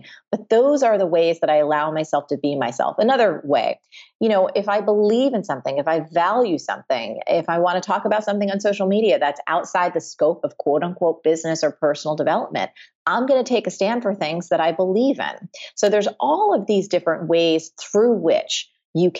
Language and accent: English; New Jersey, United States; I'm from New Jersey. I was raised by like just middle-class blue-collar people.